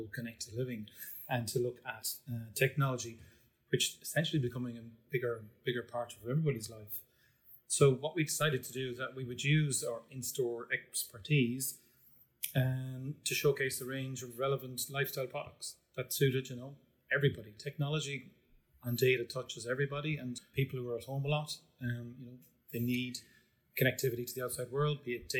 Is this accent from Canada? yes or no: no; East Cork, Munster, Ireland; I'm from Cork originally. I grew up in a large family in East Cork, in a place called Glanthone